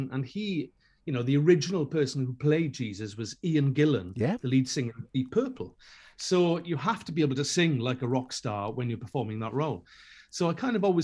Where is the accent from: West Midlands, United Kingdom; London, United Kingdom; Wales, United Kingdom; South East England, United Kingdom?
Wales, United Kingdom; Welsh; I'm Welsh